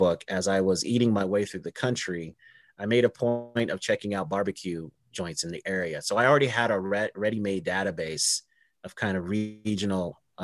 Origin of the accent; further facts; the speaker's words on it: Denver, Colorado, United States; I'm from Denver, Colorado